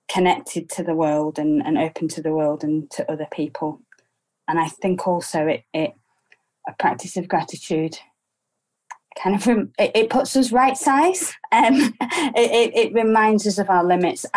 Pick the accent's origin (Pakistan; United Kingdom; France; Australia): United Kingdom; Preston, North West England; also born or lived in Cambridge; I was born in Preston in the early 80s. Very ordinary working class family.